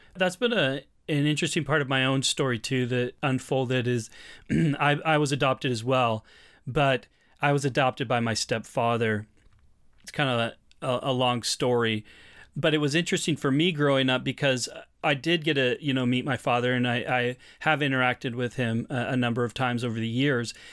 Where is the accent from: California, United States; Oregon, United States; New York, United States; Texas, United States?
Oregon, United States; Portland; also born or lived in British Columbia; now in Canada; I'm from Portland, Oregon